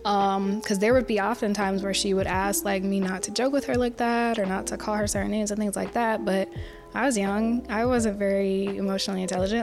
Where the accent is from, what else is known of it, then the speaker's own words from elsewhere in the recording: Lakeland, Florida, United States; I am originally from Florida, born and raised Lakeland, Florida.